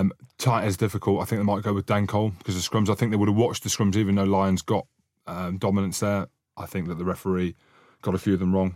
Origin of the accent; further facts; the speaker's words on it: Scotland, United Kingdom; I'm Scottish